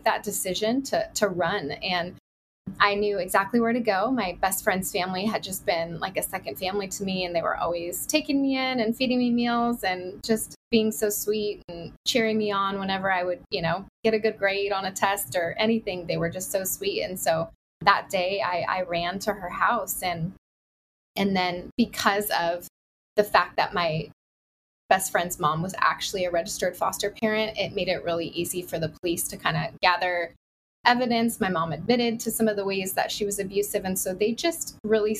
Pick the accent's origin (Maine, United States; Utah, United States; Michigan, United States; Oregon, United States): Oregon, United States; also born or lived in California; now in Southeast Florida, United States; I grew up in Oregon and spent 10 years in California